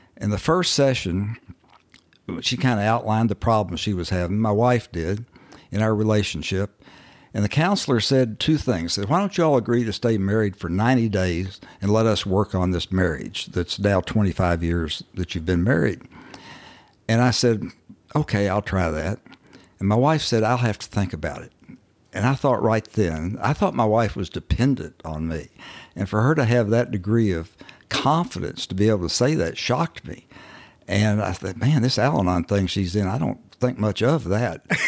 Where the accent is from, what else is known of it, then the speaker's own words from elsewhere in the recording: Owensboro, Kentucky, United States; moved away; I actually was born and raised in Owensboro, Kentucky, uh, up on the Ohio River